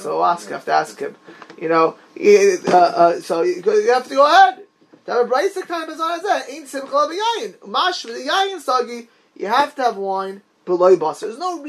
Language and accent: English; Miami Beach, Florida, United States; also born or lived in Lakewood / New York; I never heard it ever did I hear it my whole life in Eretz Yisrael, where I grew up in Miami Beach, or in Lakewood, or when I lived in New York.